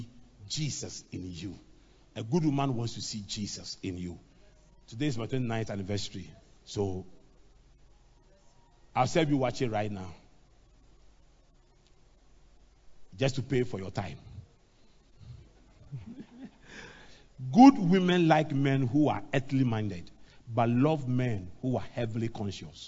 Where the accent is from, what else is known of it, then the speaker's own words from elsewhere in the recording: Accra, Greater Accra, Ghana; I grew up in Adabraka